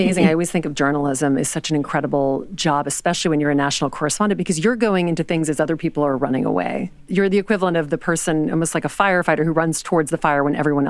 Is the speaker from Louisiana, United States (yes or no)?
yes; Louisiana, United States; moved away as an adult; also born or lived in New York; So I grew up in Louisiana